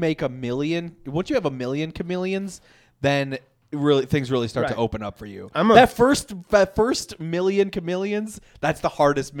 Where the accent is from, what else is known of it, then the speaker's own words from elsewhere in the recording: United States; as an American